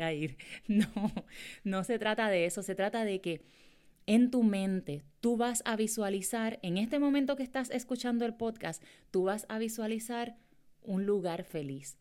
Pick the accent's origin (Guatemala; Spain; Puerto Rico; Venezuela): Puerto Rico; Morovis; yo soy de Morovis, Puerto Rico, ¿verdad? De un pueblo eh, en Puerto Rico y es el campo.